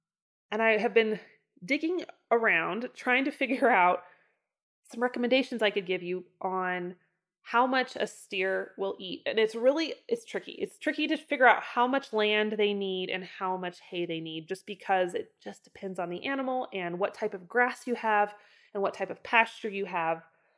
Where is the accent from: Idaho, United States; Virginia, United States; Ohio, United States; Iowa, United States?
Idaho, United States; even like my hometown of Northern Idaho growing up. The pastures there were so much richer and so much fuller.